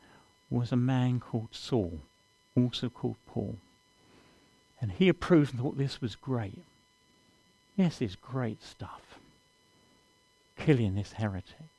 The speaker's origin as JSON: {"language": "English", "region": "London", "country": "United Kingdom", "moved": "yes", "said": "I come from London originally"}